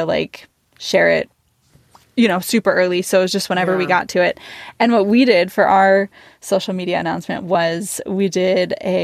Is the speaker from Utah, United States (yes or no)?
no; Milwaukee, Wisconsin, United States; moved away as an adult; now in Portland, United States; I'm from Milwaukee